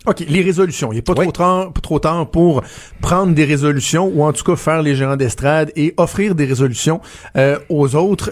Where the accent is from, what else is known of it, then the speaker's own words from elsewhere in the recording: Ville-la-Salle, Quebec, Canada; moved away; à l'hôpital, à Ville-la-Salle, dans ma, dans ma région natale, dans ma ville natale